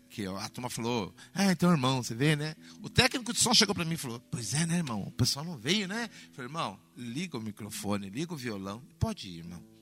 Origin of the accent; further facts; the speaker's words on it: Brazil; a gente é brasileiro